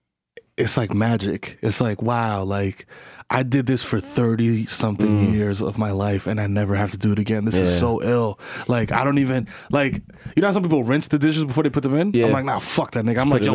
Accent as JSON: {"language": "English", "town": "New York City", "region": "New York", "country": "United States", "said": "and I'm from the Bronx"}